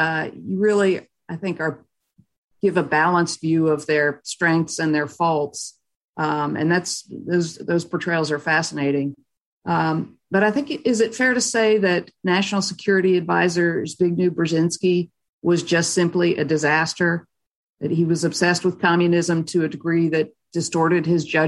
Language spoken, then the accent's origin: English; Washington, District of Columbia, United States; I actually grew up in Washington, D.C. during the Carter years